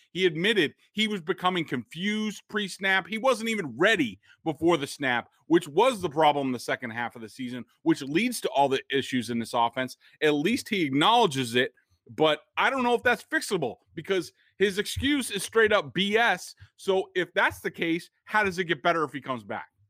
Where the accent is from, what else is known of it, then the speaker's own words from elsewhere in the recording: Boston, Massachusetts, United States; I'm from Boston